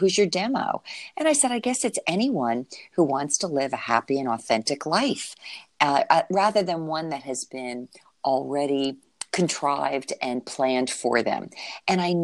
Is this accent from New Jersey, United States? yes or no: yes; New Jersey, United States; now in Florida, United States; I'm from New Jersey, even though we've been living in Florida for ages.